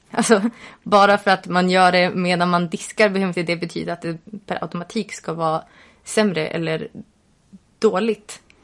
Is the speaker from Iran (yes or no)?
no; Sweden; Vi är svenskar